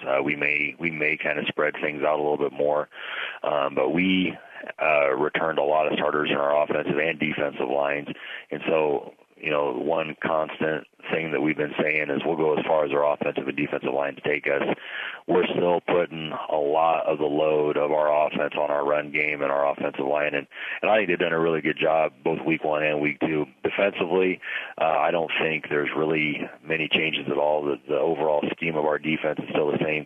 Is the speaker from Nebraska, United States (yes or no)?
yes; Pleasanton, Nebraska, United States; now in Ogallala, United States; I grew up in Pleasanton